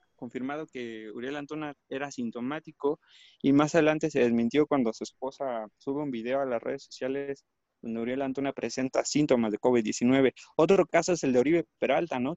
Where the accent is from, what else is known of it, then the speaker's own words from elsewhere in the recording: Mexico; nuestro país